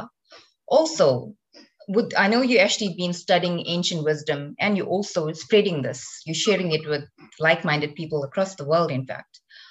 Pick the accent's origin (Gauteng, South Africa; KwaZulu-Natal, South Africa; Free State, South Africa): KwaZulu-Natal, South Africa; Durban; my hometown in Durban